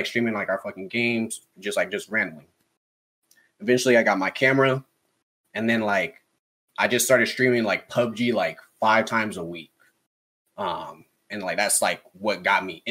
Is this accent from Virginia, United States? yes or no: no; California, United States; moved away as an adult; now in Kentucky, United States; I'm from California